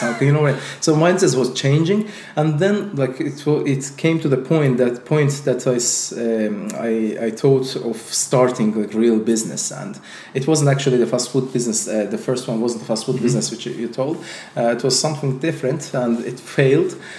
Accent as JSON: {"language": "English", "country": "Azerbaijan", "second_language": "English", "said": "I'm also from Azerbaijan"}